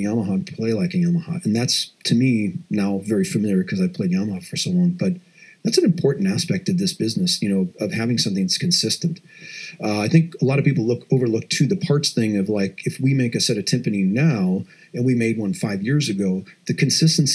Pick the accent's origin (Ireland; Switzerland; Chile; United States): United States; Madison, Wisconsin; moved away; I grew up just outside of Madison, Wisconsin